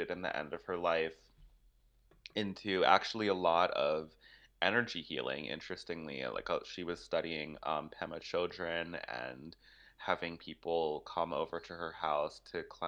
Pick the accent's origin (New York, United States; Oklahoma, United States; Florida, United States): New York, United States; I was born and raised in the Lower East Side.